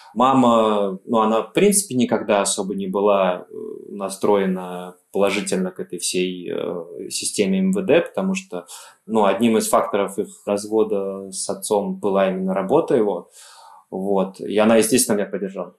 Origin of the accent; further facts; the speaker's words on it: Elektrostal, Moscow Oblast, Russia; Электросталь мой родной город